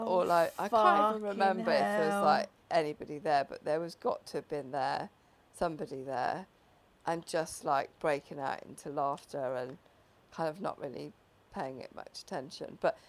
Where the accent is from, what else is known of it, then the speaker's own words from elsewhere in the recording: Wales, United Kingdom; I was from Wales